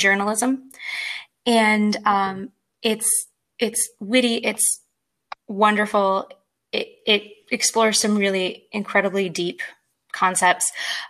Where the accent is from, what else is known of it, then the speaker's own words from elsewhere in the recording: United States; I'm American.